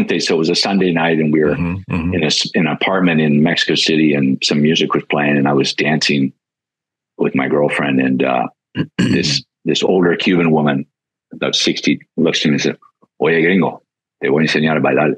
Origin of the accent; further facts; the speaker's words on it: Canada; moved away; as a Canadian, and people in the States don't always know this, but when I grew up in Canada